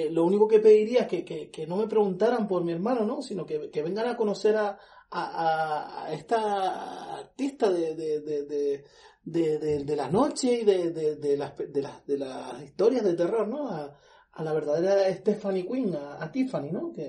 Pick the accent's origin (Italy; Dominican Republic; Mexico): Italy; Spanish is a second language; Obvio, yo soy italiana.